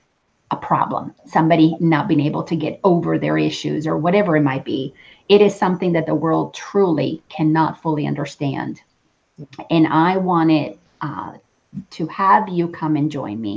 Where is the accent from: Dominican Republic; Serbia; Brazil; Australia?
Dominican Republic; I grew up in the Dominican Republic, and I grew up Catholic.